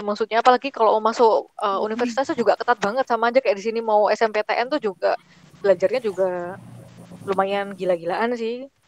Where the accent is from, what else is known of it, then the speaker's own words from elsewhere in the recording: Surabaya, East Java, Indonesia; moved away as an adult; also born or lived in Japan; saya kan dari Surabaya kota